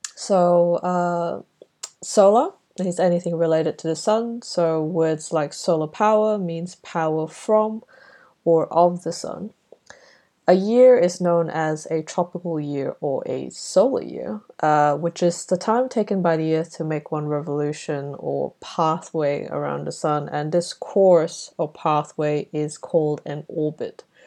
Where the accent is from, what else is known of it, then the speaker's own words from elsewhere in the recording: Brunei; now in Melbourne, Australia; growing up in Brunei, we called this Chinese New Year